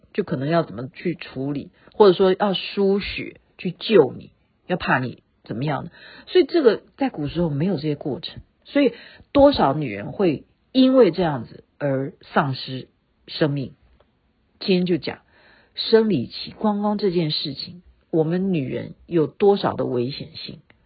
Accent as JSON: {"language": "Chinese", "country": "Taiwan", "said": "我们台湾人比较怕染疫"}